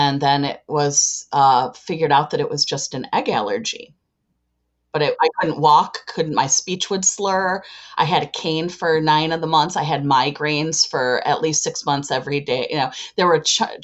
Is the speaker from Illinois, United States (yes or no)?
yes; Chicago, Illinois, United States; I am from Chicago